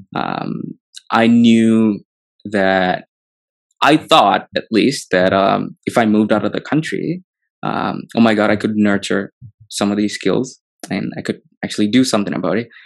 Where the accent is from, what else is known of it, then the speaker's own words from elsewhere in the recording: Hyderabad, Telangana, India; growing up in Hyderabad, it's beautiful. I love the city.